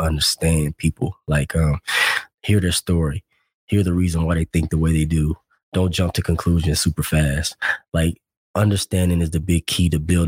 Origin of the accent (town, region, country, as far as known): Arkansas, United States